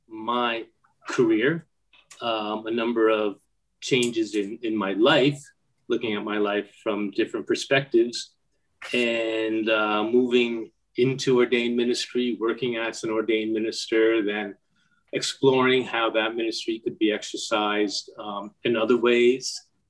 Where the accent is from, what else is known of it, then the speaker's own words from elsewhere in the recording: New York, United States; moved away as an adult; also born or lived in Africa / Oceania; I'm from New York, by the way, not the city, just north of it